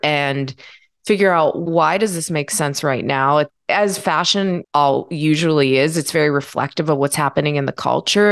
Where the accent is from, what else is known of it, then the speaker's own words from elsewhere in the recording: Pittsburgh, Pennsylvania, United States; I'm from Pittsburgh